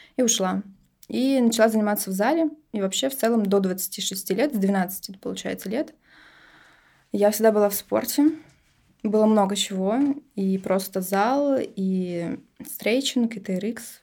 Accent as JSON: {"language": "Russian", "region": "Saint Petersburg", "country": "Russia", "tie": "born or raised there", "said": "Родилась я тут. Я истинная петербурженка, кровная."}